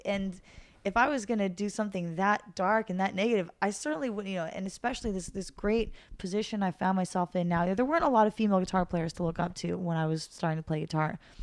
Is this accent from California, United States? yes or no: yes; Santa Monica, California, United States; I'm from Santa Monica